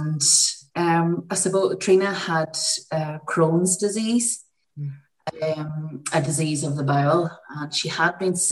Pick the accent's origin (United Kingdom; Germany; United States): United Kingdom; County Tyrone, Northern Ireland; now in Armagh, United Kingdom; I live in Armagh in Ireland. I'm originally from County Tyrone, neighbouring counties.